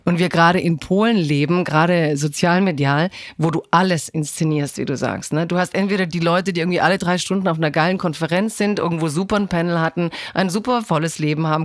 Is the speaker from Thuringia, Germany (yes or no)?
no; Stuttgart, Baden-Württemberg, Germany; Ich komme aus einer Autostadt. Also ich komme ja eigentlich aus Stimmt. Stuttgart